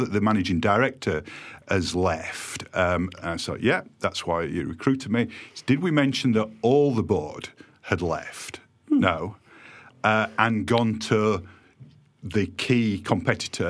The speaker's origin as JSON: {"language": "English", "region": "Yorkshire and the Humber", "country": "United Kingdom", "also_born_or_lived": "Shrewsbury", "moved": "yes", "lives_now": "Eastbourne, United Kingdom", "said": "they used to tease me about my accent. And I said to them when we got bought, wait until you visit Doncaster, you'll think I'm posh"}